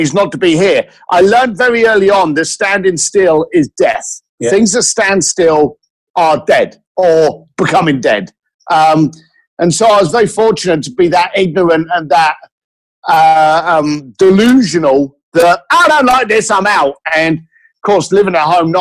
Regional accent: London, United Kingdom; moved away as an adult; now in Los Angeles, United States; as a young lad growing up in London

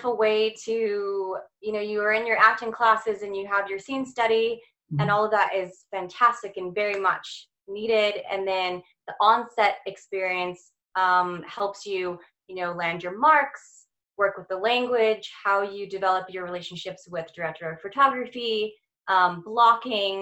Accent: Santa Clarita, California, United States; moved away as an adult; also born or lived in Torrance, California; now in Atlanta, United States; I was born in Torrance, California, grew up in Santa Clarita

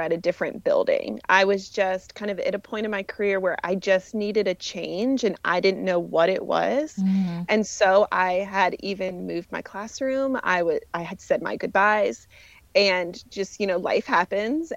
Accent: Allentown, Pennsylvania, United States; I am originally from Allentown, Pennsylvania

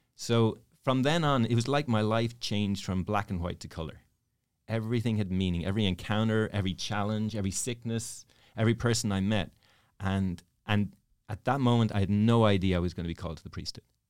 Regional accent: Dublin, Leinster, Ireland; moved away; I'm from Dublin. Dublin, Ireland.

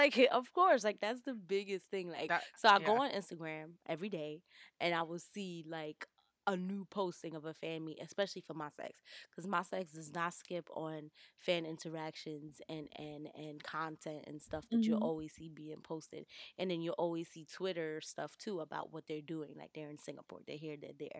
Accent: New York, United States; And I know that as a New Yorker

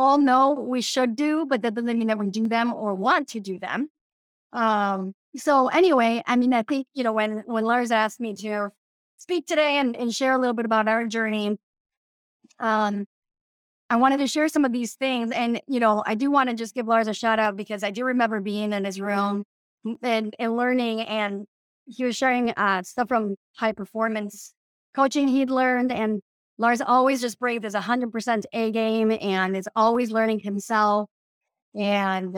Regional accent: Mexico; also born or lived in Democratic Republic of the Congo; now in Minnesota, United States; I grew up in Mexico and I also lived in the Congo in Africa

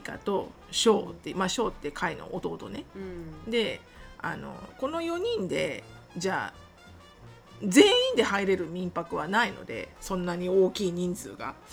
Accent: Japan; born or raised there; moved away

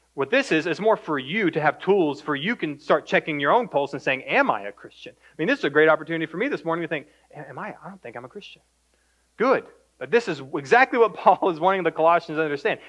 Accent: Greenville, Texas, United States; Born and raised in Greenville, Texas

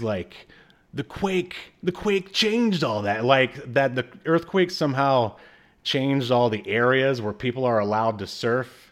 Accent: the South, United States; moved away; also born or lived in California; I'm a Southerner

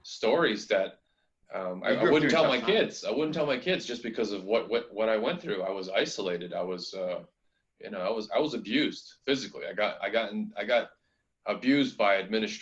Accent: United States; also born or lived in New York; I grew up in America

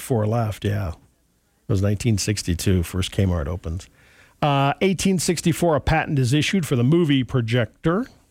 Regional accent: Montana, United States; growing up in Montana, we had magpies

